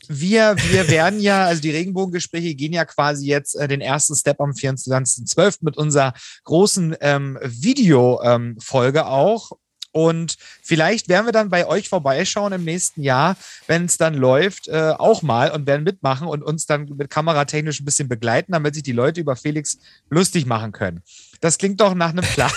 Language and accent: German; Saxony, Germany; ich komme aus Sachsen